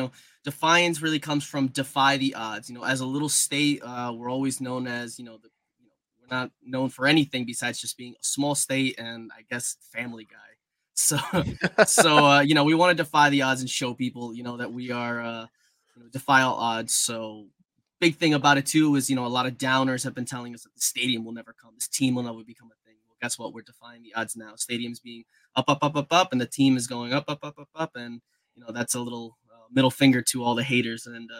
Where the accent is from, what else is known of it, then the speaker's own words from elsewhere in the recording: Zacapa, Guatemala; now in United States; My father even played in Guatemala, so I was a big fan of Deportivo Zacapa. So that was my hometown team.